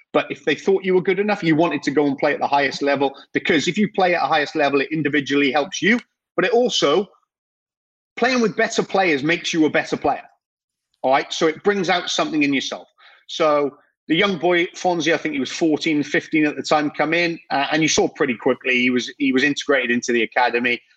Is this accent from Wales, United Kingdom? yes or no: yes; Welsh, Wales, United Kingdom; I'm Welsh